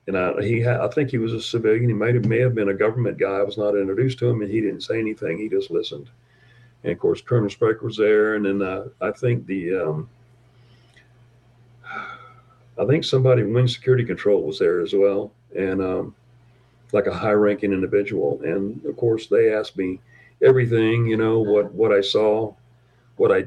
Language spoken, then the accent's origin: English; Tampa, Florida, United States; now in South Dakota, United States; I'm from Tampa, Florida